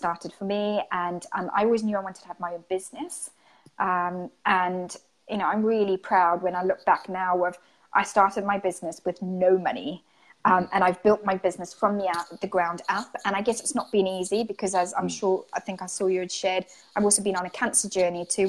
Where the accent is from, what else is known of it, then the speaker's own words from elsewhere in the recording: Zimbabwe; moved away as an adult; also born or lived in Greece (ancestry); now in United Kingdom; I'm Greek, and I'm from Zimbabwe. And I've been living in the UK for about the last 18 years